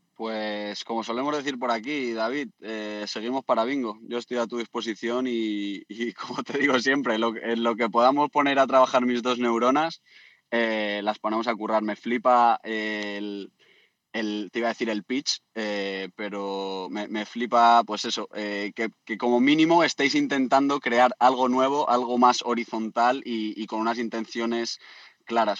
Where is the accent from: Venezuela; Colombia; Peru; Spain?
Spain; Community of Madrid; moved away as an adult; also born or lived in Australia / Byron Bay; otro socio de mi pueblo de Madrid